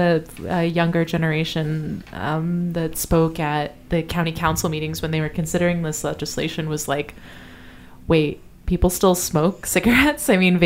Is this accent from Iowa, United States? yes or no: no; Illinois, United States; now in St. Louis, United States; Well, I came from Illinois and I was on it when I moved to St. Louis. I've lived in the St. Louis area since 2016.